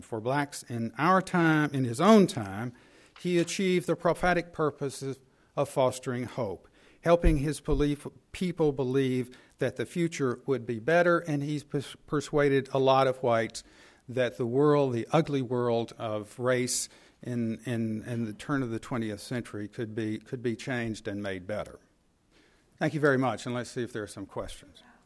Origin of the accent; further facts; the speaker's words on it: Alabama, United States; moved away; also born or lived in Charlottesville; I grew up in Alabama among white supremacists